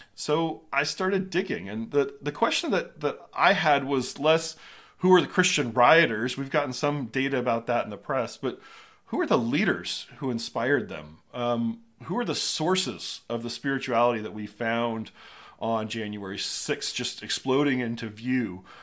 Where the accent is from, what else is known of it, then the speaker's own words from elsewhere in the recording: Southern California, United States; I grew up in Southern California